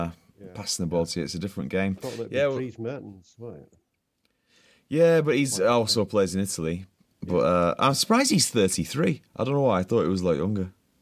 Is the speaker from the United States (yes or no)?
no; England, United Kingdom; being English